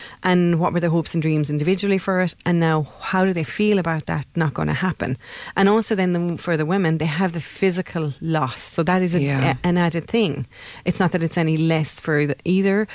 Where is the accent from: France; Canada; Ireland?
Ireland; we're Irish